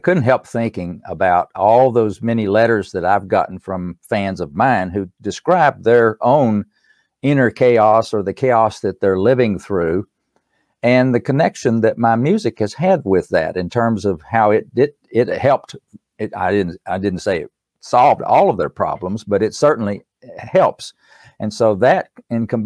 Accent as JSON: {"language": "English", "town": "Erwin", "region": "Tennessee", "country": "United States", "tie": "born or raised there", "accent": "East Tennessee", "said": "I was born in East Tennessee in a little town called Irwin"}